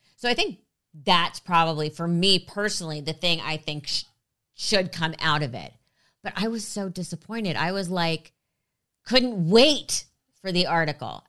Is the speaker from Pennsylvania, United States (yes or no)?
no; Los Angeles, California, United States; I grew up in LA. I've been here since I was three.